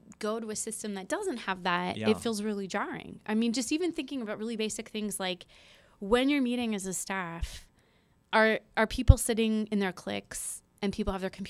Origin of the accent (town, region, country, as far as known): West Des Moines, Iowa, United States; born or raised there